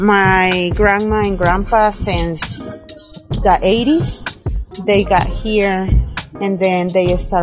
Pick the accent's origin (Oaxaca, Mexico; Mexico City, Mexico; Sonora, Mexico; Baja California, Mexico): Oaxaca, Mexico; now in Vista, United States; Grandmother and grandfather. Yeah, they from Oaxaca, yeah. We are from Oaxaca.